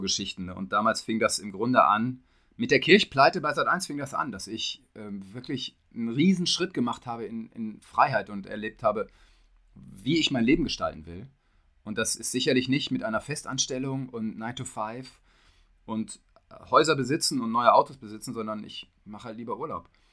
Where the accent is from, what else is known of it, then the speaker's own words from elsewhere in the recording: Detmold, North Rhine-Westphalia, Germany; ich komme aus Hiddesen, also direkt neben Detmold